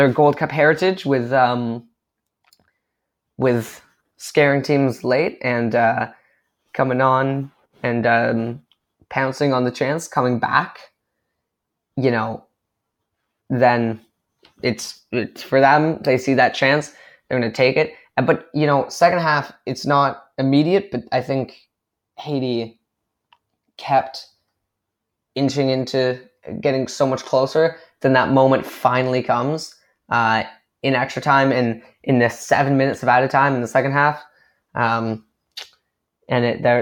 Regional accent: Canada; as a Canadian

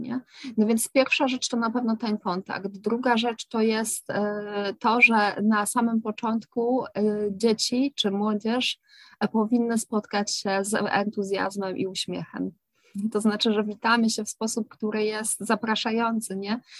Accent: Kraków, Lesser Poland, Poland; u nas w Krakowie

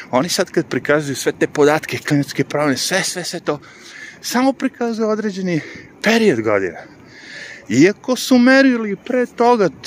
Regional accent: Višegrad, Republika Srpska, Bosnia & Herzegovina; moved away; pošto sam odrastao u Višegradu

